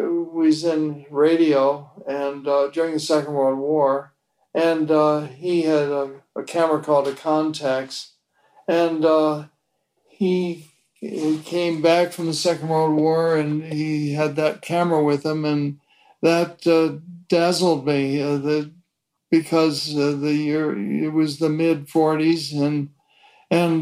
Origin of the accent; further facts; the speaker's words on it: Fort Erie, Ontario, Canada; moved away as an adult; also born or lived in Toronto, Canada / Richmond, Virginia / New York; I was born in Toronto, Canada, and when I was 3 years of age, my parents moved to a small town in Canada opposite Buffalo, New York, and it was called Fort Erie, and that's where I was raised.